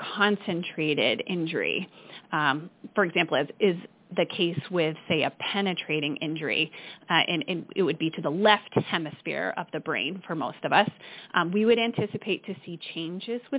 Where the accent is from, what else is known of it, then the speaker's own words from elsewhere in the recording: Michigan, United States; accent: Midwestern; moved away; also born or lived in Portsmouth, New Hampshire; I grew up in Michigan, Amy, and my Midwestern accent is going to come out